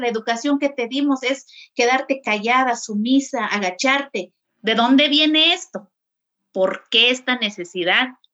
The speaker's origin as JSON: {"language": "Spanish", "town": "San Juan Chamula", "region": "Chiapas", "country": "Mexico", "tie": "born or raised there", "said": "crecí allí en Chamula"}